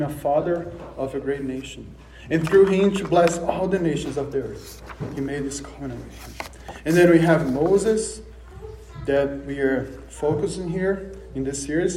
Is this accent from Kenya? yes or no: no; Brazil; moved away; I'm from Brazil, so you might notice the accent